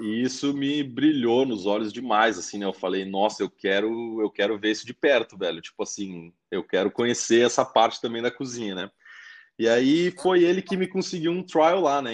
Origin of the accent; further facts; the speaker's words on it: Caxias do Sul, Rio Grande do Sul, Brazil; moved away as an adult; also born or lived in Brisbane, Australia; now in Adelaide, Australia; eu sou de Caxias do Sul, né? Uma cidade no uh, Rio Grande do Sul